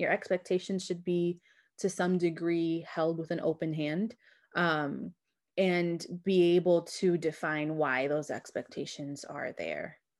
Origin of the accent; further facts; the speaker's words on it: Chicago, Illinois, United States; as a Chicagoan